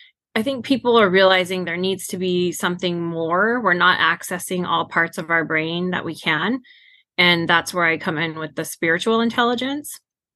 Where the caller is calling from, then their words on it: Clovis, California, United States; I am based out of Central California, a little town called Clovis.